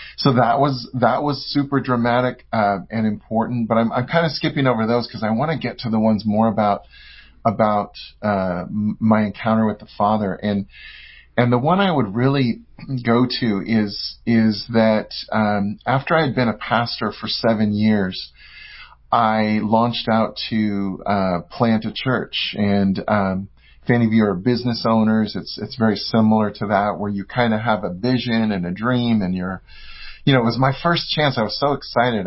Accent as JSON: {"language": "English", "area": "San Francisco Bay Area", "region": "California", "country": "United States", "said": "I'm from California, from the uh, San Francisco Bay Area."}